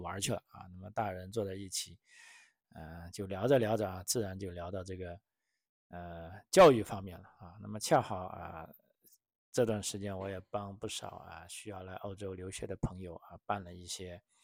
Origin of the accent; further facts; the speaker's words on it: China; now in Australia; 我们中国人的传统